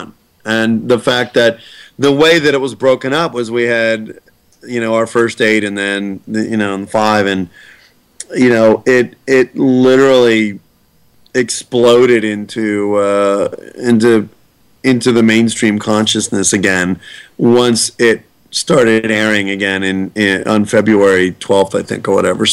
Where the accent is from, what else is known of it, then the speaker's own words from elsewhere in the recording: Pittsburgh, Pennsylvania, United States; I'm from Pittsburgh